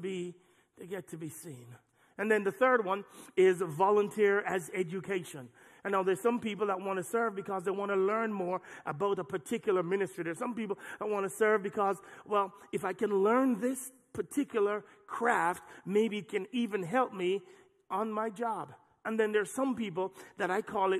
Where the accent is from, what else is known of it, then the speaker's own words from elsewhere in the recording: Jamaica; moved away; the church I grew up in Jamaica